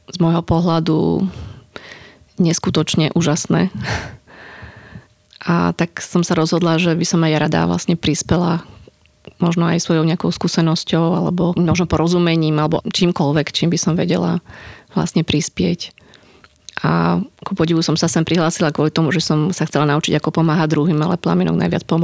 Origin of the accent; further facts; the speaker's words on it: Košice, Košice Region, Slovakia; Ja osobne som z Košic